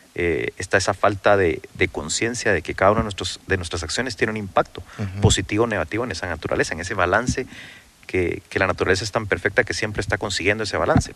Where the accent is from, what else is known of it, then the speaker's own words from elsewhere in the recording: Carretera a El Salvador, Guatemala Department, Guatemala; cuando yo nací, cuando tenía ocho meses, mis papás se pasaron a vivir a Carretera El Salvador